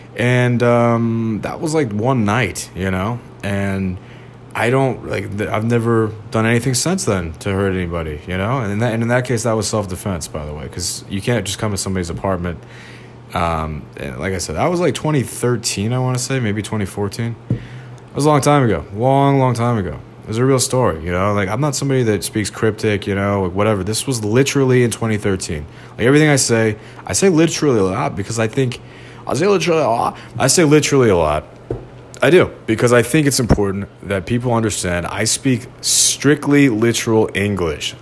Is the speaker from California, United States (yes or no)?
no; outside St. Louis, Missouri, United States; I was growing up outside St. Louis